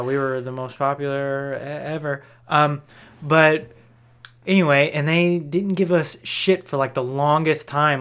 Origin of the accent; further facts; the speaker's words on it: Texas, United States; I'm from Texas